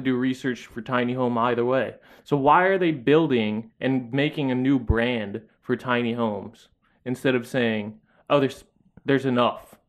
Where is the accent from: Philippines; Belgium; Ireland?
Philippines; now in United States; as a Filipino person back there